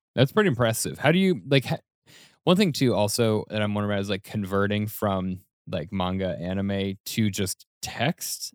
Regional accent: Denver, Colorado, United States; moved away as an adult; now in New York City, United States; when I first moved to New York City, I'm from Denver

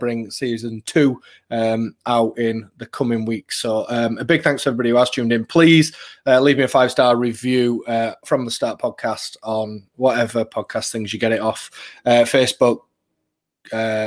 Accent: Yorkshire and the Humber, United Kingdom; I'm some bloke from Yorkshire

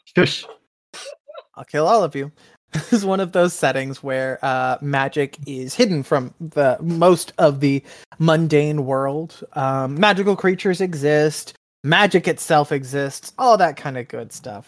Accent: Texas, United States; my home state of Texas

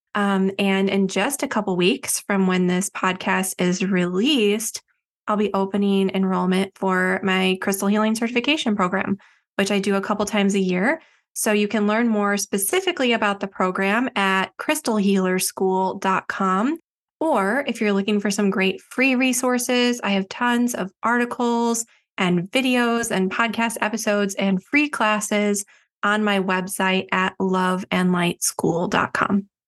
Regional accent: Chicago suburbs, Illinois, United States; I grew up in the Chicago suburbs

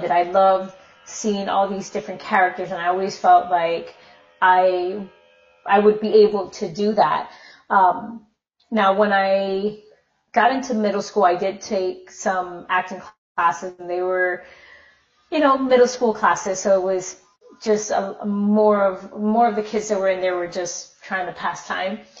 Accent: Minnesota, United States; born there; Um, well, I was born in Minnesota.

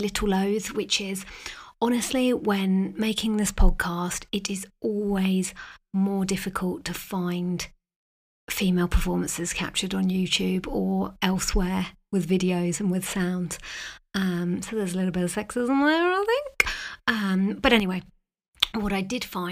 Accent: United Kingdom; I am British

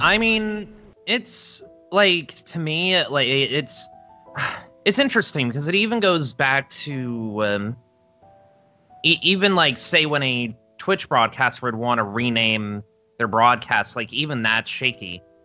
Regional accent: upstate New York, United States; my hometown in upstate New York

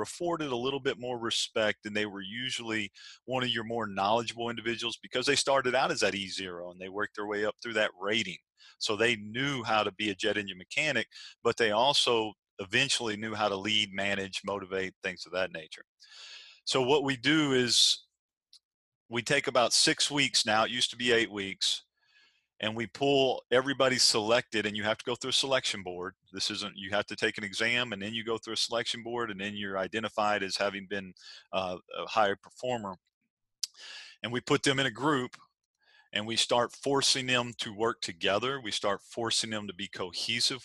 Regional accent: Arkansas, United States; now in Virginia Beach, United States; I'm from Arkansas originally

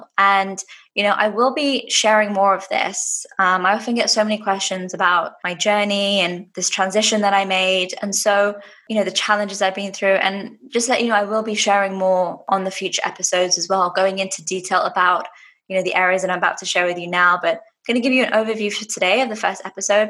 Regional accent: London, United Kingdom; now in Dubai, United Arab Emirates; I'm originally from London and now living in Dubai in the UAE.

